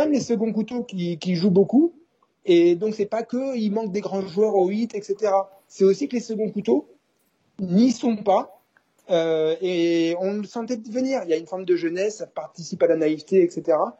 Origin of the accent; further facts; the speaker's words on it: France; now in United States; j'ai grandi en France